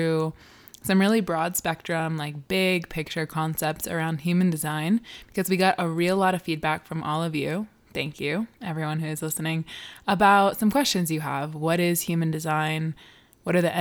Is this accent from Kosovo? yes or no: no; Rhode Island, United States; a small town in the smallest state, and that state is Rhode Island